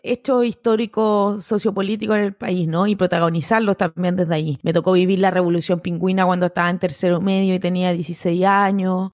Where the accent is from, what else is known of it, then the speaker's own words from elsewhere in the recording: Iquique, Tarapacá, Chile; soy iquiqueña, nacida y criada acá